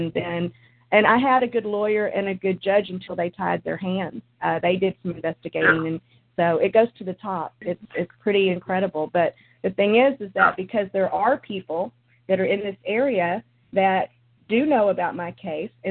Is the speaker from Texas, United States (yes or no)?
yes; Dallas-Fort Worth area, Texas, United States; I grew up here and I live here now